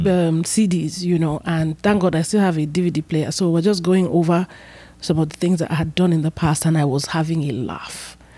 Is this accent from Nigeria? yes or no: yes; Benin City, Edo, Nigeria; moved away; also born or lived in Lagos / Asaba; I was born and raised in Benin, Edo State